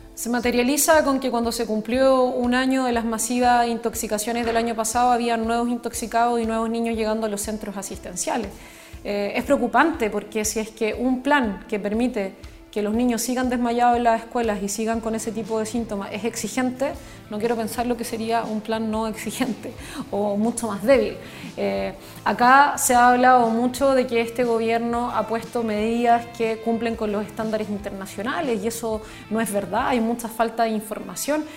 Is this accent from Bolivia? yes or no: no; Chile